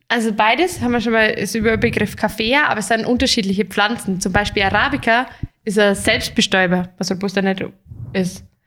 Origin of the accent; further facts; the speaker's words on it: Germany; hier bei uns in Deutschland